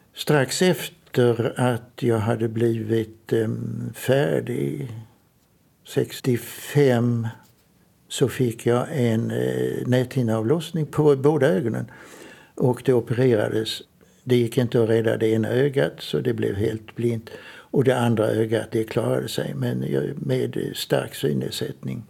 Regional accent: Trelleborg, Skåne, Sweden; jag är uppvuxen i Trelleborg, Söderslätt

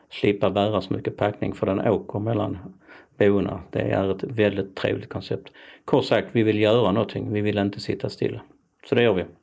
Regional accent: Malmö, Skåne, Sweden; jag tror att jag som, som skåning då, Malmöbo, i sig i förskingringen, för jag bor inte i Malmö längre, så är jag rätt så stabil och ganska trygg.

